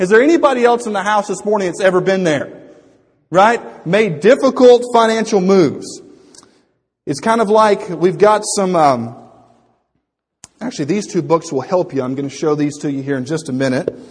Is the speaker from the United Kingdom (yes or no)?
no; United States; I'm an American